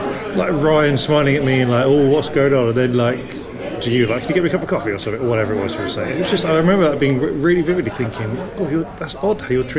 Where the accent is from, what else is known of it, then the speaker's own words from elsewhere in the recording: Cheltenham, South West England, United Kingdom; Cheltenham in Gloucestershire. And I remember seeing Sean Hughes when I was 16 there, and that was a very formative gig.